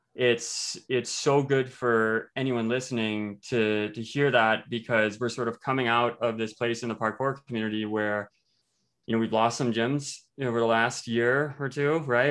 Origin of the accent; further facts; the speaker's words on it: Iowa, United States; moved away as an adult; now in Fort Collins, United States; I just moved from the Midwest. I come from Iowa.